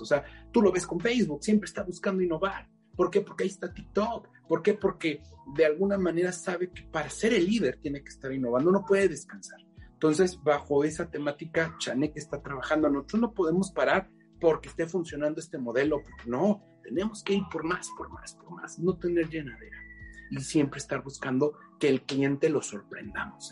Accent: Mexico; como mexicanos no reconozcamos

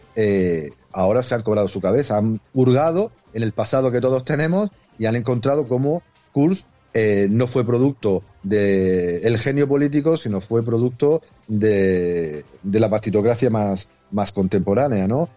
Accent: Region of Murcia, Spain; Murcia, mi tierra

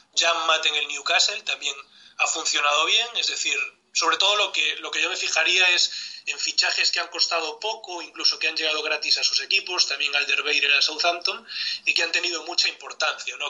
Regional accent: Galicia, Spain; mi tierra, de Galicia

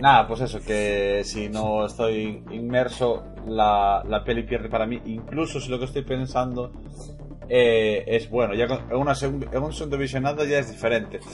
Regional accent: Moaña, Galicia, Spain; yo soy de Moaña

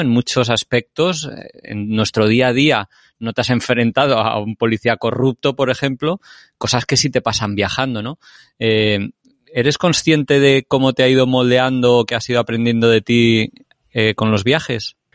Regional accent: Spain; nosotros que somos españoles, tenemos un campo de entrenamiento excelente en España

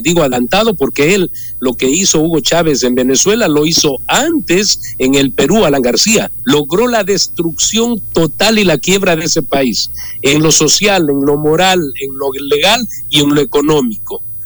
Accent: Ecuador; como ecuatoriano demócrata

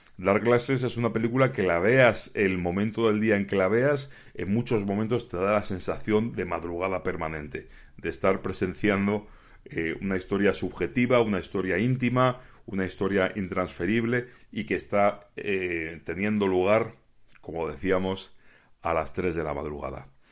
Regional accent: Spain; yo como aficionado español

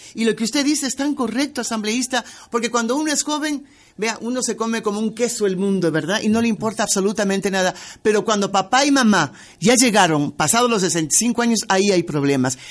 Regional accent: Ecuador; a lo mejor soy ecuatoriana diferente

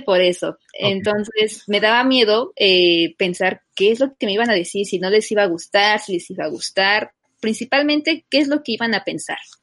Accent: Texcoco, State of Mexico, Mexico; yo soy del Estado de México, de Texcoco

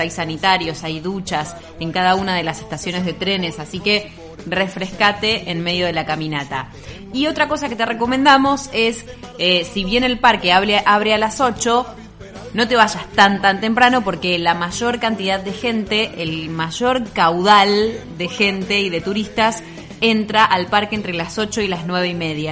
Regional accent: Argentina; nuestra querida Argentina

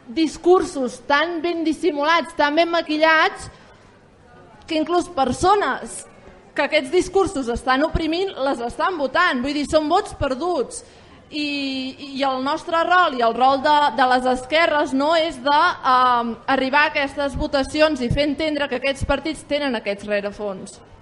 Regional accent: Vic, Catalonia, Spain; jo vinc de, de Vic

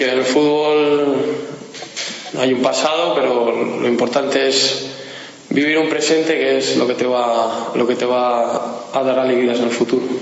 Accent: Valladolid, Castile and León, Spain; moved away as an adult; now in Guadalajara, Spain; yo soy de Valladolid.

